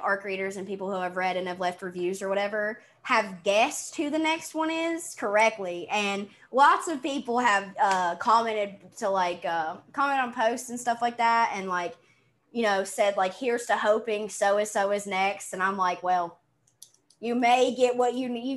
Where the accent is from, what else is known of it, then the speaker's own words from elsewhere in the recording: the South, United States; accent: southern; i'm from the south